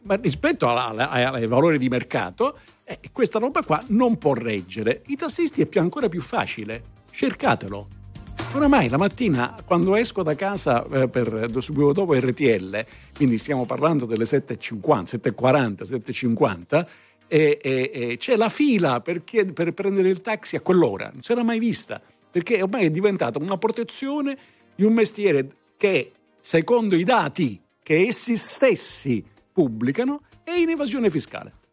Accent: Sicily, Italy; moved away; sono siciliano anche io, non sono stato costretto a emigrare

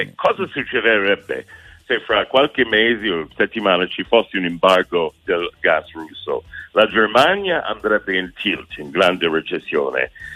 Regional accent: United States; Italian is a second language; now in Italy; sono americano

